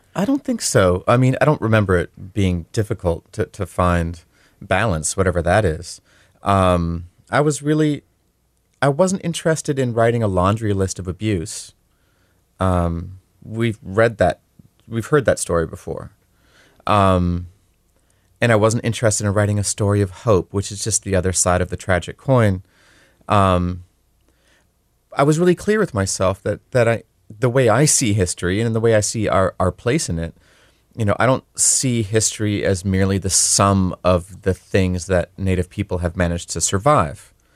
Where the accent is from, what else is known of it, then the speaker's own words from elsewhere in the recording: Leech Lake Reservation, Minnesota, United States; I'm Ojibwe. I grew up on the Leech Lake Reservation